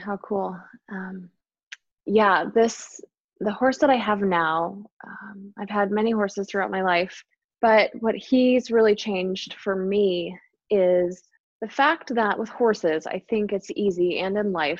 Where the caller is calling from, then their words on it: Enumclaw, Washington, United States; I am coming from Enumclaw, Washington.